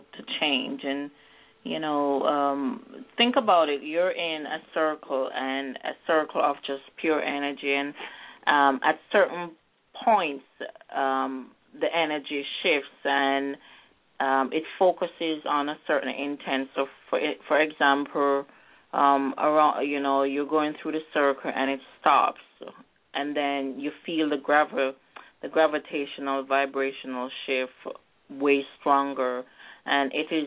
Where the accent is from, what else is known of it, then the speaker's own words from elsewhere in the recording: Jamaica; I'm from Jamaica, and we're always going through gravitational and energy shifts. Because I'm from a very grounded, more spiritual society.